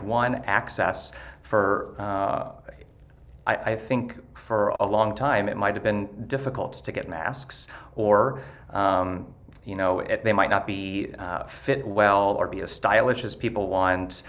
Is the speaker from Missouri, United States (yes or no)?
yes; Ste. Genevieve, Missouri, United States; moved away; I actually am from rural Missouri. I'm from St. Genevieve originally and still have a lot of family